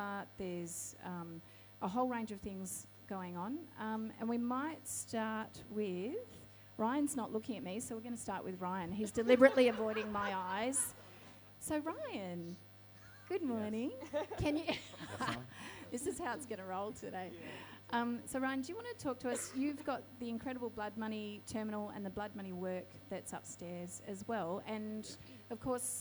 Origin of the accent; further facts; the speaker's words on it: Wardandi Kaniyang country, southwest of Western Australia, Australia; now in Sydney, Australia; I come from Wadandi Kanayang country, which is in the southwest of Western Australia. I'm Noongar Yamaji.